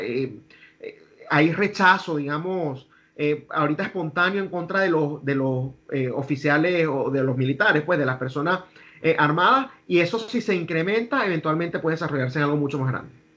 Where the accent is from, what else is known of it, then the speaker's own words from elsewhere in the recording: Venezuela; now in United States; te lo digo yo como venezolano